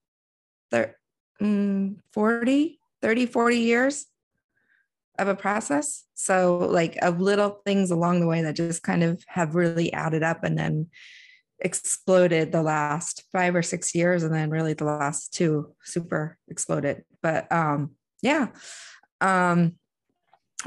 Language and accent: English; DC area, Northern Virginia, United States; I grew up in Northern Virginia in DC area